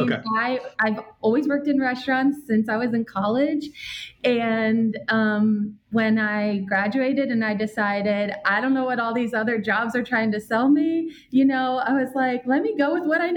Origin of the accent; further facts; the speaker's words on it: New Jersey, United States; I'm from New Jersey